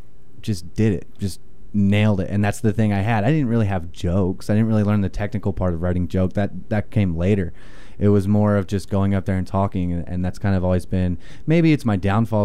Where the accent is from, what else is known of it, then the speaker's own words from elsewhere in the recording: Middletown, Maryland, United States; now in Utah, United States; I'm from Middletown, Maryland, originally.